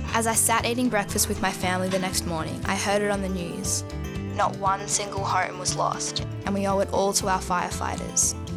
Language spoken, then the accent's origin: English; Yamba, New South Wales, Australia; my hometown of Yamba in the far north coast of New South Wales